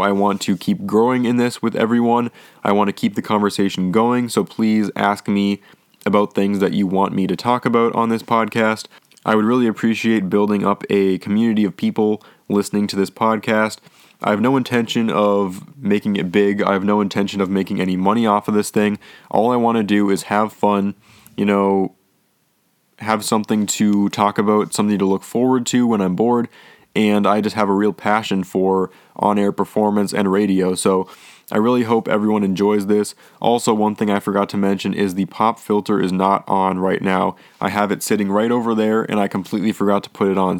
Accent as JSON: {"language": "English", "region": "Minnesota", "country": "United States", "said": "I am from Minnesota"}